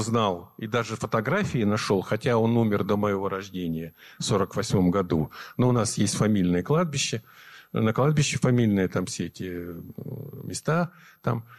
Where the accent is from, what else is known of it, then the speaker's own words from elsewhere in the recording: Nizhniye Sergi, Sverdlovsk Oblast, Russia; moved away; мы жили, я родился в Нижней Сегах, а это родина моей мамы